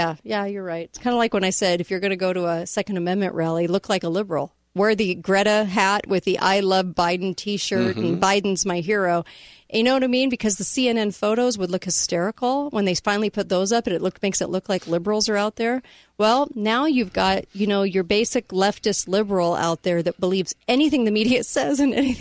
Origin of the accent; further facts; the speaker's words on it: California, United States; now in Utah, United States; I came out of California. Now I'm in the state of Utah